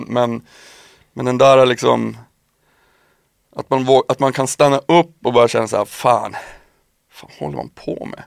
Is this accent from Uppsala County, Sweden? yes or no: no; Piteå, Norrbotten County, Sweden; moved away; Jag var uppe nu i, i, i Norrbotten, i Piteå där jag kommer ifrån